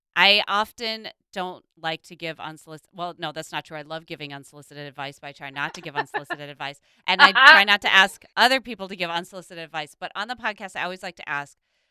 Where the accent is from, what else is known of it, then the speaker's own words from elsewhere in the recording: Minnesota, United States; moved away; I grew up in Minnesota